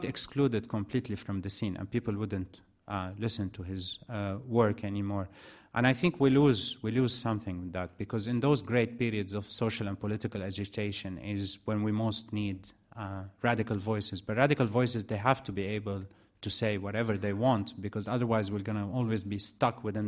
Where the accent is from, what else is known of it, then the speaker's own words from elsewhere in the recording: Iraq; moved away; also born or lived in Lebanon; growing up in Iraq, and I lived for a long period of time in Iraq